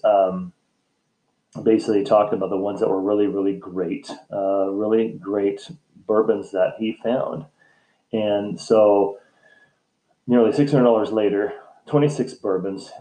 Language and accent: English; United States; the United States, my home country where I live